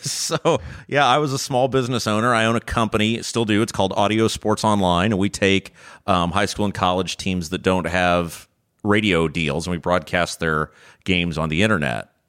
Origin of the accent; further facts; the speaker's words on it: Brownsburg, Indiana, United States; I was looking at my hometown and Brownsburg was the sort of town